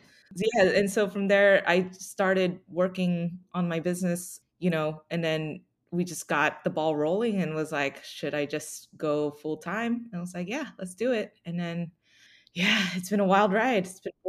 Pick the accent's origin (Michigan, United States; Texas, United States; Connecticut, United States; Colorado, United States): Texas, United States; Dallas; also born or lived in Austin; Yeah, so I grew up in Dallas, went to school in Austin.